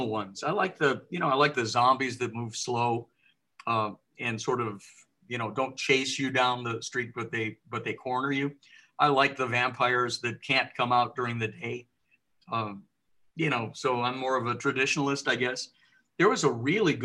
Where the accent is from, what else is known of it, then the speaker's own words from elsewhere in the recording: Southern California, United States; also born or lived in Michigan; I'm from Michigan, but we moved out to Southern California when I was still young